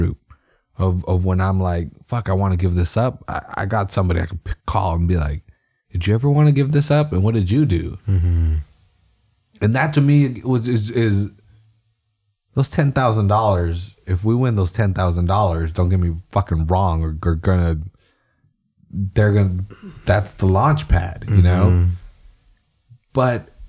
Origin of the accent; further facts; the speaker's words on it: Salinas, California, United States; I'm from Salinas and I was in my neighborhood